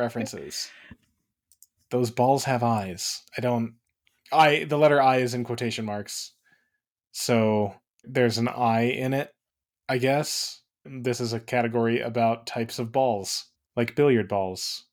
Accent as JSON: {"language": "English", "town": "Phoenix", "region": "Arizona", "country": "United States", "tie": "born or raised there", "moved": "yes", "said": "I was born in Phoenix"}